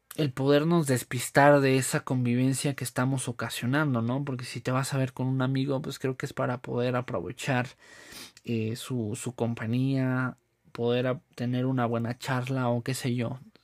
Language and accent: Spanish; Mexico; nos caracteriza como mexicanos